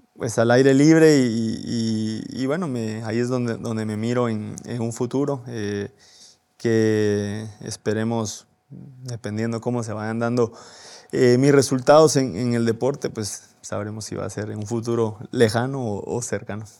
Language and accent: Spanish; Guatemala; de qué estamos hechos los guatemaltecos